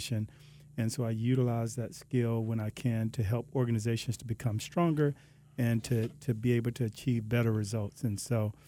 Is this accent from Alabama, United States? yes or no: yes; Alabama, United States; now in Palm Beach County, United States; I'm originally from Alabama. I've been here for about a little over 20 years, and just this is home for me.